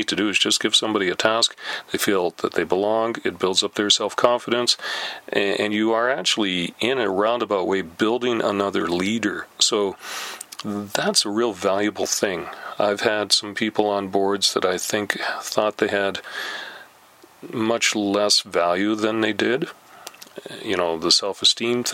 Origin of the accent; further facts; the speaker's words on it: Canada; We're Canadian